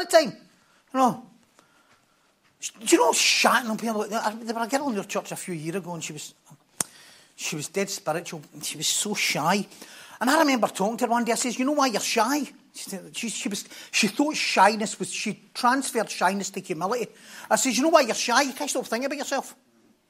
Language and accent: English; North Lanarkshire, Scotland, United Kingdom; we're from North Lanarkshire